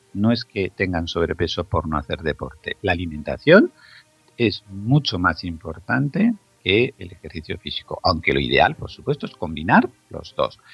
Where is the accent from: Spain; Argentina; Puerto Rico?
Spain; Zaragoza, Aragon; en la ciudad donde yo nací, en Zaragoza